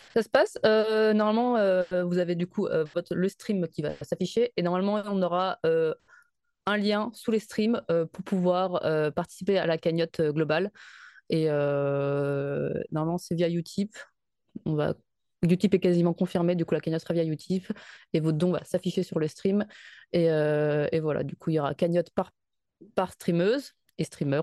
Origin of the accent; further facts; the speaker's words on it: France; also born or lived in Paris suburbs; en tant que Française, au chaud dans sa banlieue parisienne